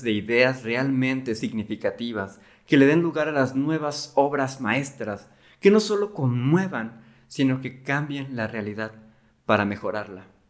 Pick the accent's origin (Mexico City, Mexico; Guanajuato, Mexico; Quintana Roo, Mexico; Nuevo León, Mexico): Quintana Roo, Mexico; Cancún; moved away as an adult; now in Monterrey, Mexico; yo soy originario de Cancún, ahorita estoy en Monterrey